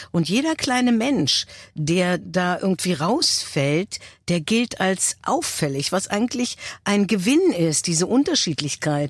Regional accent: Berlin, Germany; ich bin ja Berlinerin und ich habe äh, eine Verbundenheit zu diesem Fleckchen Erde

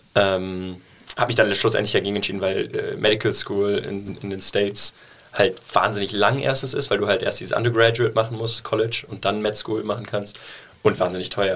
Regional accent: Cologne, North Rhine-Westphalia, Germany; also born or lived in New York; ich bin in Deutsch aufgewachsen

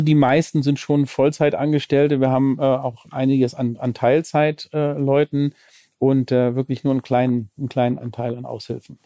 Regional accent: Lübeck, Schleswig-Holstein, Germany; now in Cologne, Germany; ich komme gebürtig aus Lübeck, bin mittlerweile, ich glaube, 25 Jahre in, in Köln

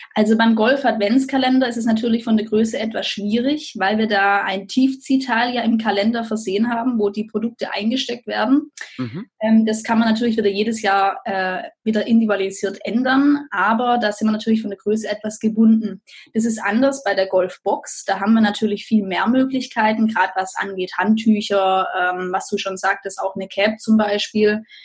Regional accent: Lampoldshausen, Baden-Württemberg, Germany; Lampolshausen. Das ist praktisch das äh, schöne Dorf, idyllische Dorf, wo ich herkomme

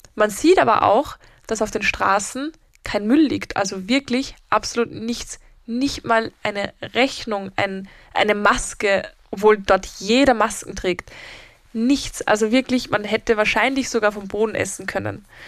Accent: Vienna, Austria; bei uns in Wien

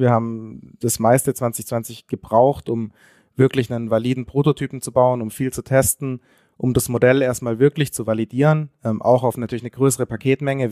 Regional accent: Konstanz, Baden-Württemberg, Germany; wir kommen beide aus der, aus der Grenznähe, also aus Konstanz, direkt an der Schweizer Grenze.

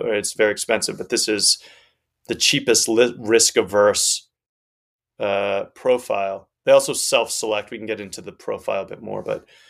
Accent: Northeast United States, United States; moved away as an adult; also born or lived in Amsterdam; I grew up uh, in the Northeast United States

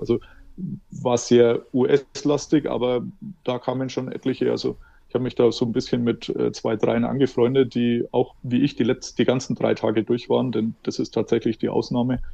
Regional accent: Germany; Als Deutscher

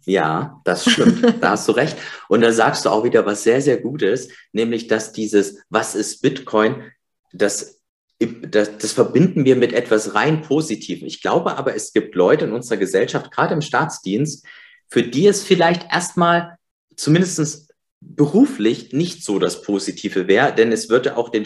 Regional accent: East Germany, Germany; ich bin im Osten geboren.

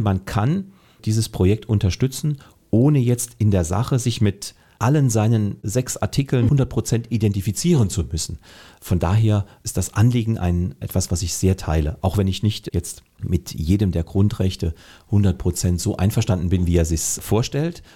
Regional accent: Saarland, Germany; ich bin Saarländer, ich bin Deutscher

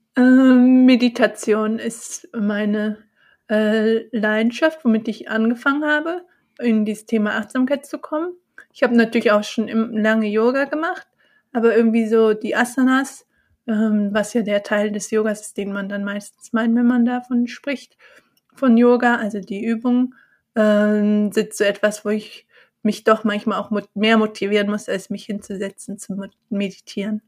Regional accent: Bonn, North Rhine-Westphalia, Germany; now in Cologne, Germany; Bonn auch meine Heimat, wo ich geboren bin und auch aufgewachsen bin

